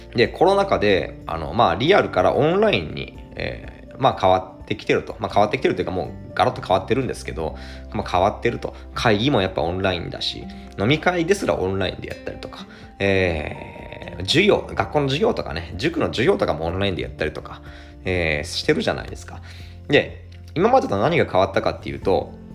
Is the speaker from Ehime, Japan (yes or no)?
yes; Imabari, Ehime, Japan; 愛媛県今治市ですね、私の地元